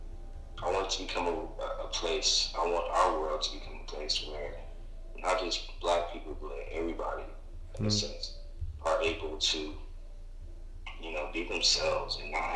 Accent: Austin, Texas, United States; I grew up in the South. I'm from Austin, Texas

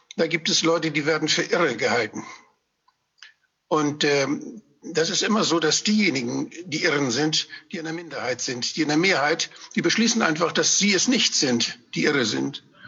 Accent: Schleswig-Holstein, Germany; ich bin ja eigentlich Schleswig-Holsteiner

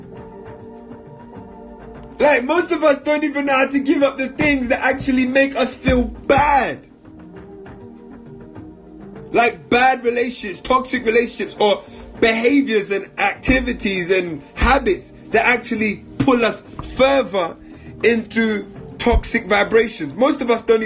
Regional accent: London, United Kingdom; moved away as an adult; as a 30-year-old man born and raised in London

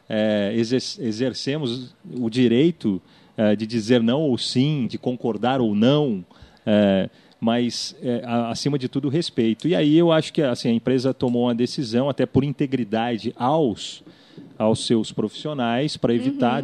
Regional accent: Vale do Paraíba, São Paulo, Brazil; Eu sou lá do Vale do Paraíba

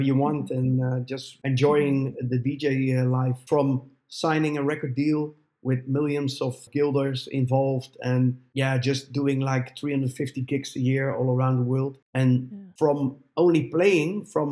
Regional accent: Netherlands; my hometown

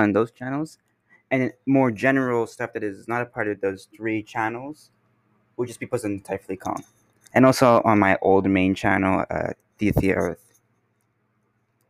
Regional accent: Canada; I'm here from Canada

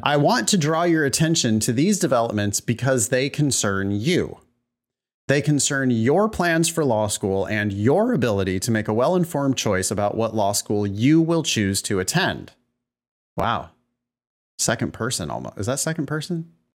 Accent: California, United States; growing up in California

